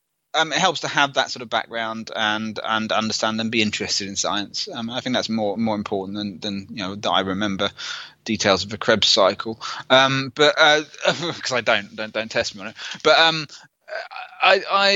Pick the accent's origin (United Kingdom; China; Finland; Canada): United Kingdom; I'm British